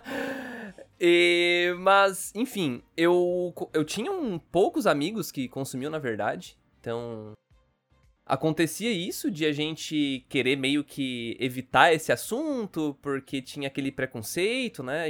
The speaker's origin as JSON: {"language": "Portuguese", "town": "Criciúma", "region": "Santa Catarina", "country": "Brazil", "accent": "gaúcho, meio sulista", "said": "eu sou de Santa Catarina, eu sou de Criciúma, na verdade"}